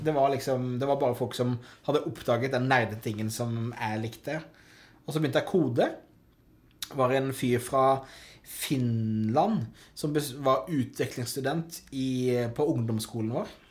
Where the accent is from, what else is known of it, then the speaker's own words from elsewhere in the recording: Hovden, Agder, Norway; Hovden. Hovden. Snedsdal. Ja. 350 innbyggere, fire stykker i klassen min.